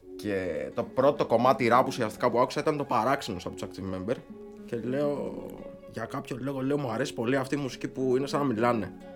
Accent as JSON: {"language": "Greek", "town": "Chalcis", "region": "Central Greece", "country": "Greece"}